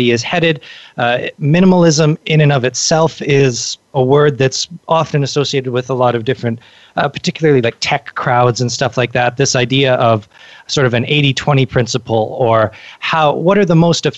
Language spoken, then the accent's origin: English; Canada; I'm from Canada